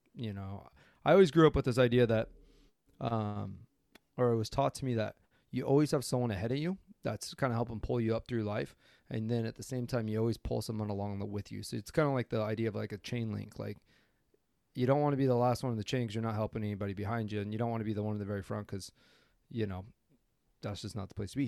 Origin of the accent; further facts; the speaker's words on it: Coeur d'Alene, Idaho, United States; moved away as an adult; also born or lived in Boys Town, Nebraska; now in Maui, United States; grew up in Coeur d'Alene, Idaho, and currently live in Maui, Hawaii